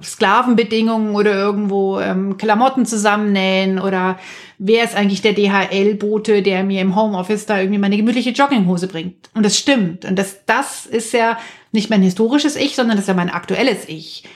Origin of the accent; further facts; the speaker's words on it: near Munich, Bavaria, Germany; in der Kleingartensiedlung, in der ich aufgewachsen bin in Nahmünchen